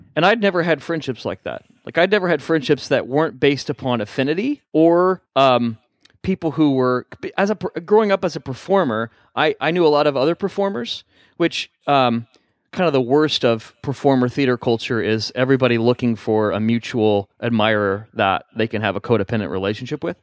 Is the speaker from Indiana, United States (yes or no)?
yes; Indiana, United States; moved away; I'm from Indiana